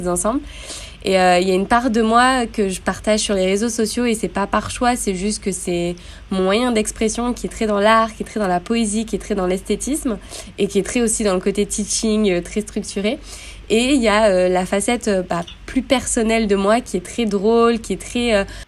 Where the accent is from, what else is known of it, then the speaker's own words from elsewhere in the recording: Grenoble, Auvergne-Rhône-Alpes, France; moved away as an adult; also born or lived in Montpellier; j'ai vécu, grandi, euh, je suis née à Grenoble